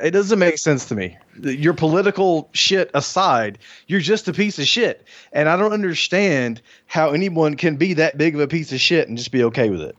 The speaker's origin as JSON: {"language": "English", "region": "Alabama", "country": "United States", "tie": "born or raised there", "said": "I grew up in Alabama in the country."}